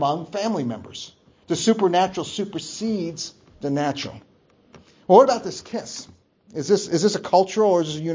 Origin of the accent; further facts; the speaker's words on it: New Jersey, United States; moved away; growing up in New Jersey